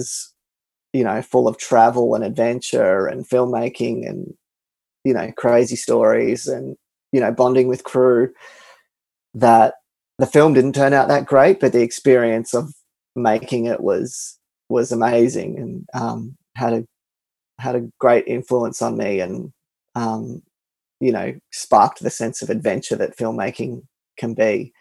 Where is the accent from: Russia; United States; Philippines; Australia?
Australia; Melbourne, Victoria; my hometown of Melbourne